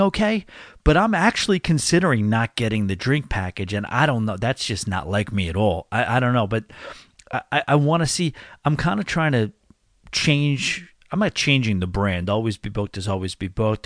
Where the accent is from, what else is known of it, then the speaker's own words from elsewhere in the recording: New York, United States; growing up in New York, we had this uh, channel called 1010 Wins